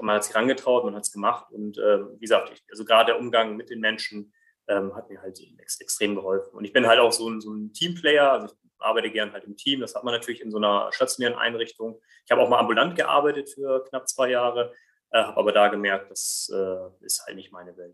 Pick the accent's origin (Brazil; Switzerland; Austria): Brazil; now in Germany; komme gebürtig aus Brasilien